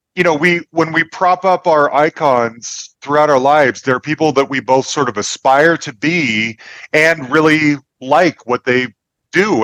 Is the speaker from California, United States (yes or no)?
no; Salt Lake City, Utah, United States; now in Denver, United States; I grew up Mormon in Salt Lake City